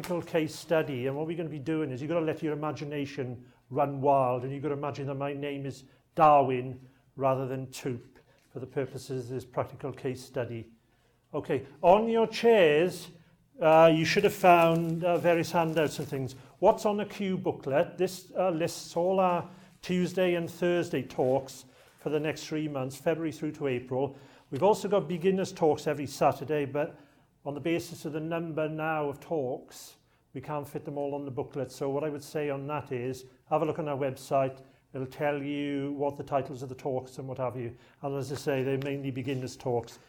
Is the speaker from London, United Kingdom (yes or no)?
no; South Wales, United Kingdom; accent: a bit of a Welsh accent; moved away; I come from South Wales, Glamorgan in South Wales